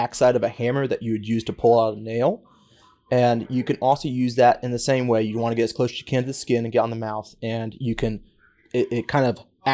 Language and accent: English; New River Valley, Virginia, United States; I grew up in the New River Valley